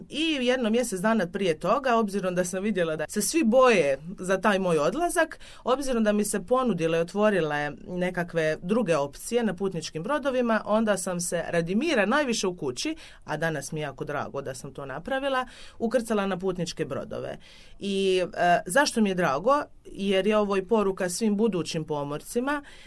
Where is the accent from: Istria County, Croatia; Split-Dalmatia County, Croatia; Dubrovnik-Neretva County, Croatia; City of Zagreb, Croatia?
Dubrovnik-Neretva County, Croatia; Dubrovnik